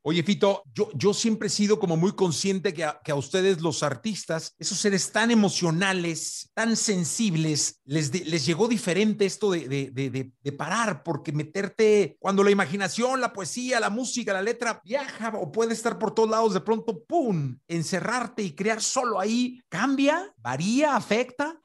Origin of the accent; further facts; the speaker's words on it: Mexico; yo como mexicano